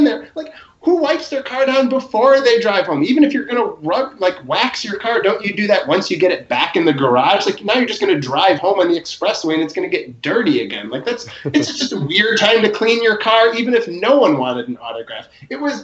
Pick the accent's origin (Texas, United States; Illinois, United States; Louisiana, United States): Illinois, United States; Chicago; I grew up in Chicago